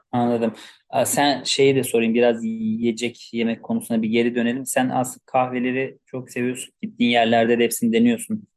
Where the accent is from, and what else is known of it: Turkey